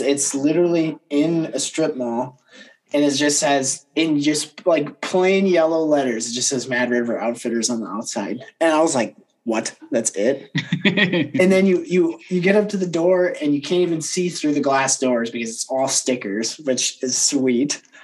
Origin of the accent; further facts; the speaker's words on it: Kalamazoo, Michigan, United States; up at Kalamazoo